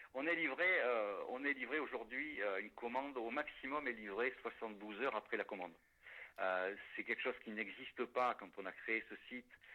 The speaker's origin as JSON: {"language": "French", "town": "La Sauve-Majeure", "region": "Nouvelle-Aquitaine", "country": "France", "tie": "born or raised there", "also_born_or_lived": "Paris", "moved": "as an adult", "said": "je, suis natif de la Sauve Majeure"}